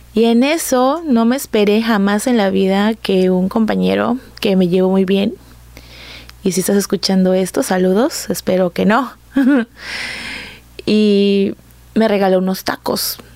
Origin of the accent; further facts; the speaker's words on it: Coatzacoalcos, Veracruz, Mexico; soy de Coatzacoalcos, Veracruz, aquí nací, aquí he crecido